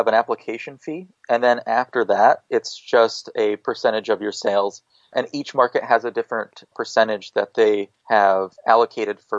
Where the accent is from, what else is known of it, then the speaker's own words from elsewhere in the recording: Iowa, United States; me growing up in Iowa